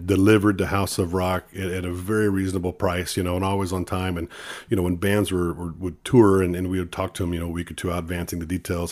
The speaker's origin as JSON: {"language": "English", "town": "Sandia", "region": "Texas", "country": "United States", "tie": "born or raised there", "also_born_or_lived": "Corpus Christi, Texas", "said": "born in Corpus, but I grew up on a dairy farm in Sandia, Texas, uh, right outside of Cal Allen."}